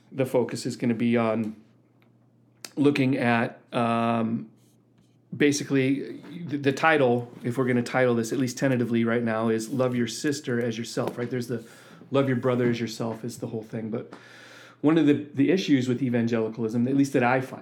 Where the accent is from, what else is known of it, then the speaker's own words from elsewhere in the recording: Wheaton, Illinois, United States; now in Michigan, United States; I grew up in Wheaton, Illinois